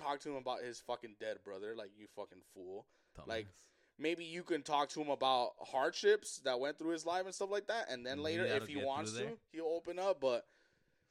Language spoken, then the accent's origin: English; the Los Angeles area, California, United States; we're from the area